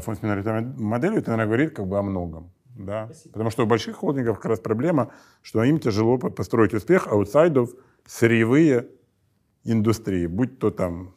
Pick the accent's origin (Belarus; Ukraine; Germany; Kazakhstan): Ukraine; Donbas; в Донбассе, откуда я родом